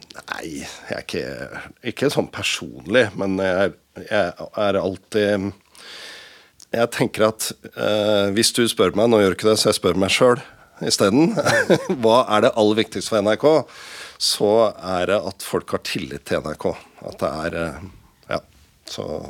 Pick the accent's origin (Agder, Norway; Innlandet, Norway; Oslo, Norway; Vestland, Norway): Oslo, Norway; Jeg er jo fra Oslo og kjent i området